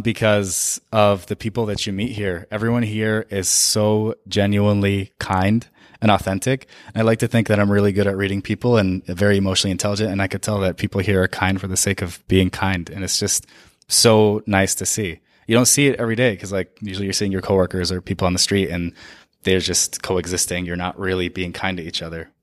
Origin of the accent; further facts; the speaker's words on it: Saudi Arabia; now in United States; I was born and raised in Saudi Arabia